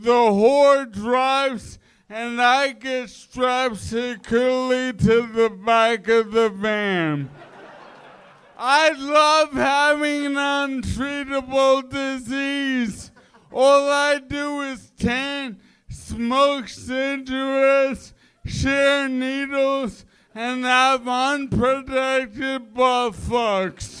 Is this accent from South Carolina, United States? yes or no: no; New York City, New York, United States; We grew up in New York in the 80s